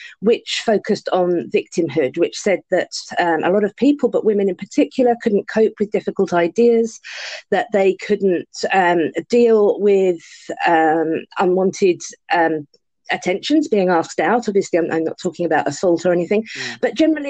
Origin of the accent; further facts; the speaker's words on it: London, United Kingdom; I'm a Londoner, so I say Ario.